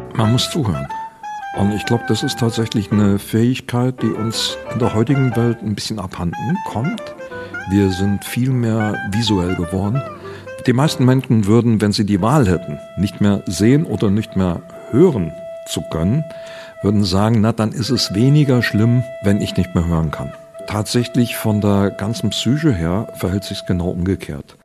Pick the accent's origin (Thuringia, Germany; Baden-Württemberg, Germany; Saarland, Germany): Saarland, Germany; Im Saarland, wo ich herkomme